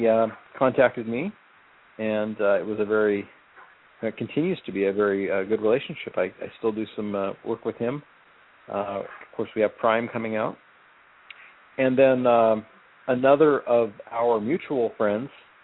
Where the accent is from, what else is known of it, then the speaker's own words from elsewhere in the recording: Celeste, Oregon, United States; now in Arizona, United States; I grew up in Celeste, Oregon